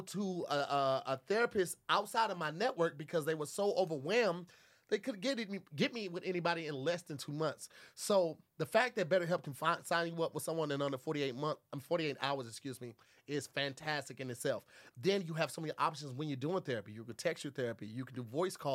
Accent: Midwest, United States; now in West Coast, United States; I'm from the Midwest

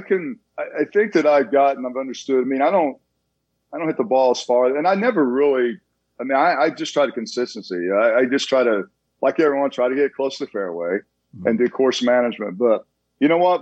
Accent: Tulsa, Oklahoma, United States; now in Dallas, United States; I come from a big family. I'm from Tulsa, Oklahoma.

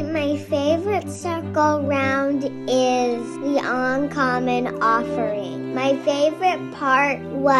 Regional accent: California, United States; I am from California.

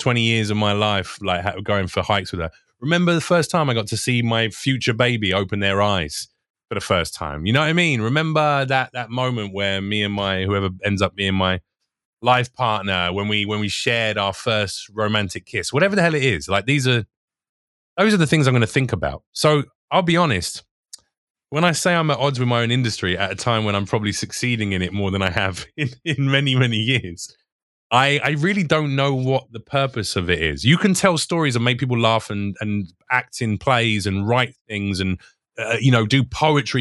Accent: United Kingdom; moved away as an adult; now in United States; I'm British

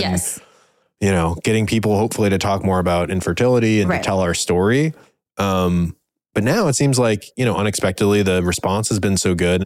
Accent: Cleveland, Ohio, United States; we're from the Cleveland area.

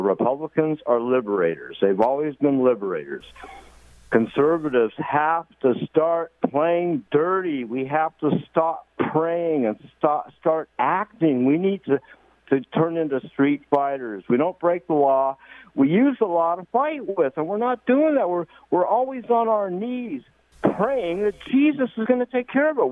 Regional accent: California, United States; I've born and raised in California

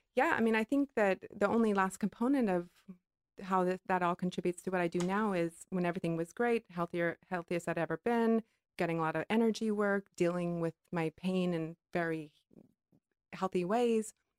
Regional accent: Hawaii, United States; growing up in Hawaii

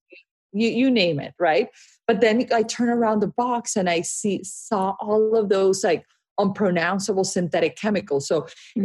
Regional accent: Barranquilla, Atlántico, Colombia; moved away; I grew up in Barranquilla, Colombia, which is a, a small

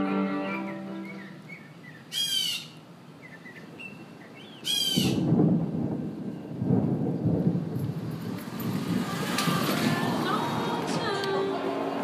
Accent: United States; I'm from the United States

